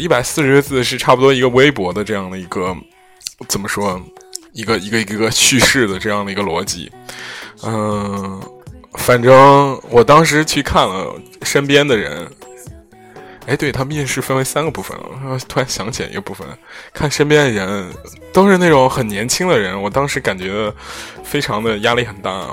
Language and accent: Chinese; Henan, China; also born or lived in Zhengzhou; 你在郑州说那个，或者河南范围内说这个微信公众号谁做得好，肯定会有我们公司